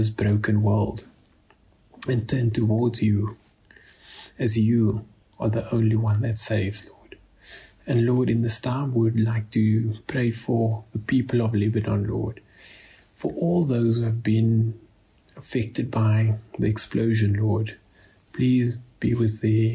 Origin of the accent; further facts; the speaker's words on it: Cape Town, Western Cape, South Africa; moved away; I am originally from Cape Town